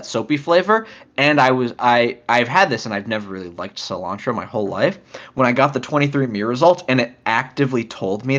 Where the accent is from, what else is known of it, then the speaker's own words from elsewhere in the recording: United States; we're American